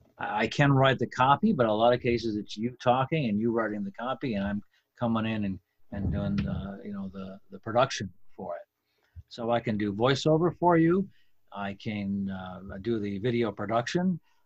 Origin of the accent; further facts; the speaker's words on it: Plattsburgh, New York, United States; also born or lived in Kittery, Maine; I was born actually in Kittery, Maine. And there's a naval hospital there, or was, I think there still is, I think it moved. Portsmouth, New Hampshire, actually. But I guess the town of my birth is Kittery. Moved around a bit, but I ended up growing up in Plattsburgh, New York